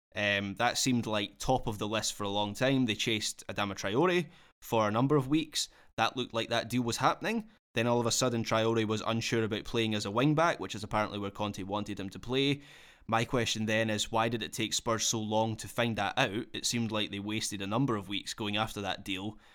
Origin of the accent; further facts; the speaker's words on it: Scotland, United Kingdom; being a Scot